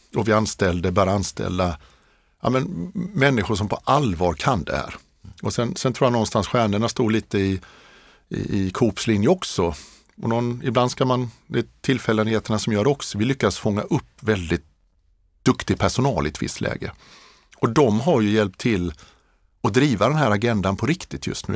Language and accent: Swedish; Hovmantorp, Kronoberg County, Sweden; moved away as an adult; also born or lived in Kungälv / Lund; now in Stockholm, Sweden; jag är uppväxt i i Småland, i, eh, det allra eh, mörkaste och mest kargaste av Småland, Kronobergs län, i ett samhälle som heter Hovmantorp